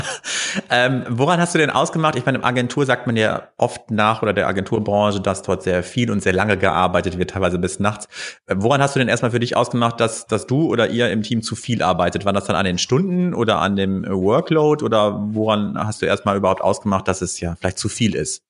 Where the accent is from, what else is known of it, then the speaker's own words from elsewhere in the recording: Bielefeld, North Rhine-Westphalia, Germany; moved away as an adult; also born or lived in Cologne; Ich bin ja selber auch aus Bielefeld